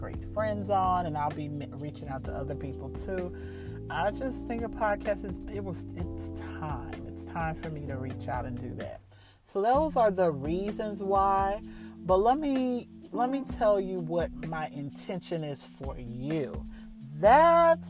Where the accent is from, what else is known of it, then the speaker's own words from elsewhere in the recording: New York, United States; Well, we lived on Long Island